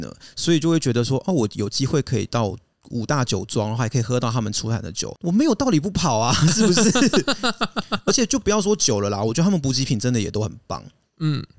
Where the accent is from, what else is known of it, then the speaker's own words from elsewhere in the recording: France; 法国人嘛，我们法国人是比较自我中心一点，你知道？